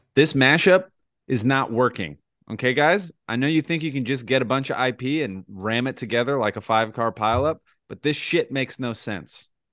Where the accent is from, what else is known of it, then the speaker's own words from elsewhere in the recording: New Jersey, United States; moved away; we're all from New Jersey